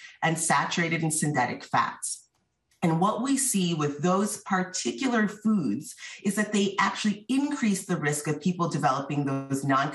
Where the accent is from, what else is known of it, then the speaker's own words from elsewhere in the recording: Northeast, United States; I was born in the Northeast.